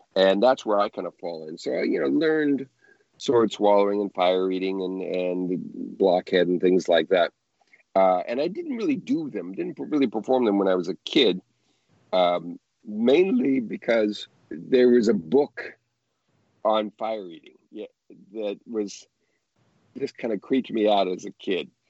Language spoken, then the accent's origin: English; Southern California, United States; I grew up in Southern California